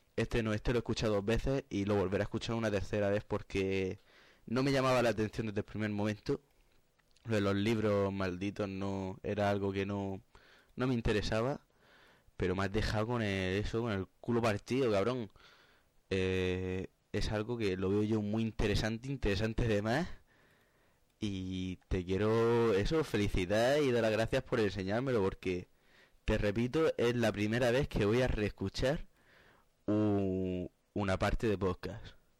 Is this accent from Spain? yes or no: yes; Cartagena, Region of Murcia, Spain; Yo soy el cartagenero